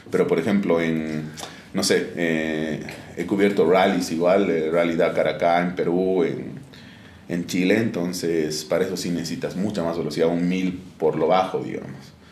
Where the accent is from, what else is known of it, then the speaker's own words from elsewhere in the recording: Oruro, Bolivia; moved away as an adult; now in La Paz, Bolivia; eh, yo nací en Oruro en 1994, actualmente tengo 27 años. Eh, estudié en Oruro, terminé el colegio en el Colegio Alemán de, Oruro y de ahí me, me vine a La Paz a mis 18 años